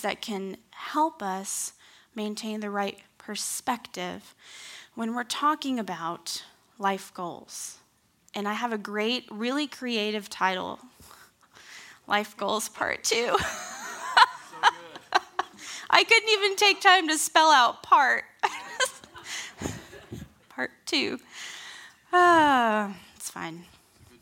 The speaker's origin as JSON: {"language": "English", "town": "Kansas City", "region": "Missouri", "country": "United States", "tie": "born or raised there", "moved": "as an adult", "lives_now": "Campbellsville, United States", "said": "I grew up in Kansas City. Kind of. Sixth grade through 12th grade."}